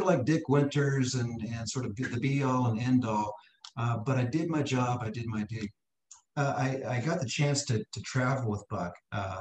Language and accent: English; Canada; moved away; I grew up in Canada.